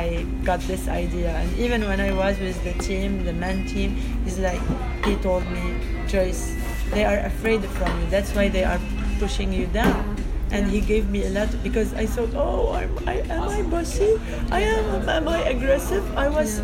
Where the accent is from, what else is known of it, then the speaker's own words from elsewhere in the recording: Beirut, Beirut Governorate, Lebanon; moved away as an adult; also born or lived in Los Angeles / Europe; I'm from Beirut